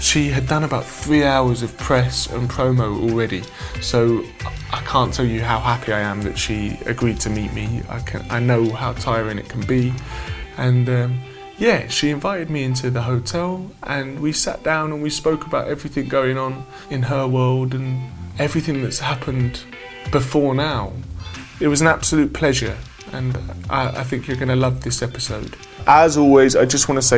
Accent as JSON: {"language": "English", "country": "United Kingdom", "tie": "born or raised there", "said": "I grew up outside of London"}